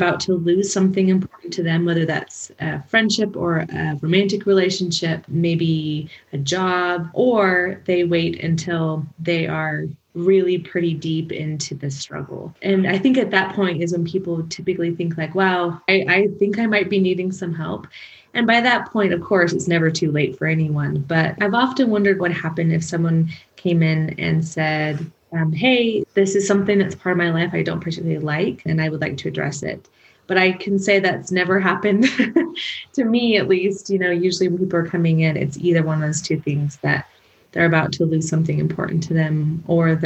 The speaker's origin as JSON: {"language": "English", "town": "Portland", "country": "United States", "tie": "born or raised there", "also_born_or_lived": "Utah", "moved": "as an adult", "said": "I grew up in Portland, came up to school at BYU"}